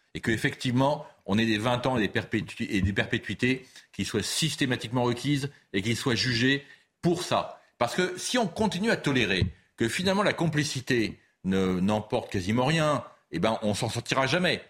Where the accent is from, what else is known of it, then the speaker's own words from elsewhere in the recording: Paris, Île-de-France, France; je ne suis pas marseillais, moi je suis parisien